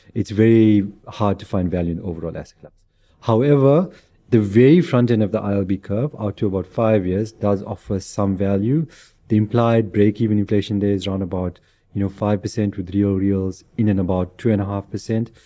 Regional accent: South Africa; as a South African

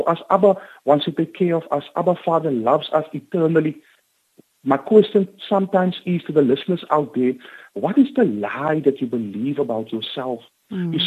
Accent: Cape Town, Western Cape, South Africa; I grew up on the Cape Flats

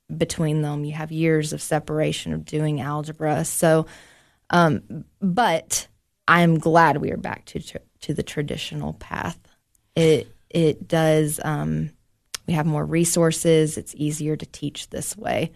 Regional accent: Knoxville, Tennessee, United States; moved away as an adult; now in Cookeville, United States; I'm from Knoxville

